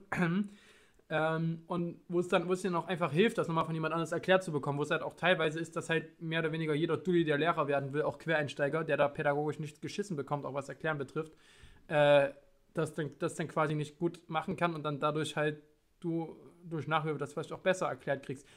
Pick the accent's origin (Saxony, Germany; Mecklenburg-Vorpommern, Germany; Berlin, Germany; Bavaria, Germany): Saxony, Germany; Leipzig; moved away; ich komme aus Leipzig, ich komme aus Sachsen, aus dem Osten